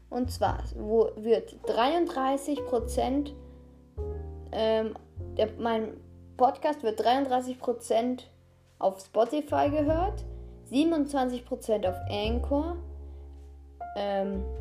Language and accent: German; Austria; Grüße gehen raus an alle Österreicher. Ich bin Österreicher, deshalb sage ich das.